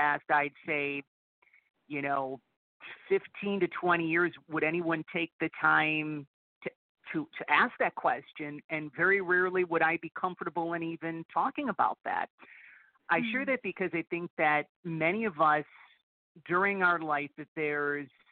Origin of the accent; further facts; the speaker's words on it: Buffalo, New York, United States; Born and raised, yes. Buffalo